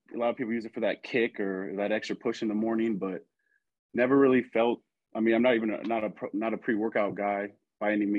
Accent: Geneva, Ohio, United States; also born or lived in Cleveland, Ohio; I was actually born in Cleveland, Ohio, but got a lot of family out there. But my close family, we ended up moving to Geneva, Ohio. That's kind of where I'm located now. But I grew up in Geneva, Ohio, went to Geneva High School

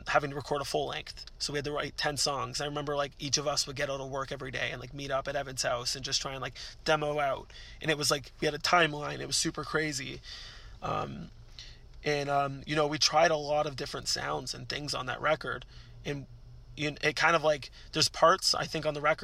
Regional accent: Canada; we're Canadian

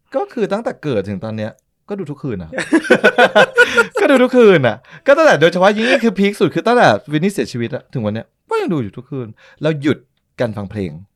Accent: Thailand; เราเป็นคนไทย

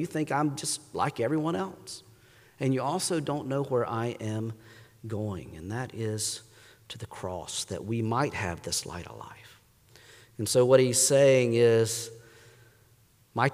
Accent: North Carolina, United States; moved away as an adult; also born or lived in Pittsburgh; I grew up in North Carolina

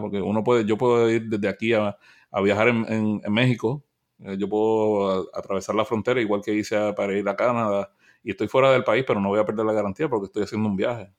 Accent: Puerto Rico; first language Spanish; yo soy de Puerto Rico, pero yo me considero latinoamericano

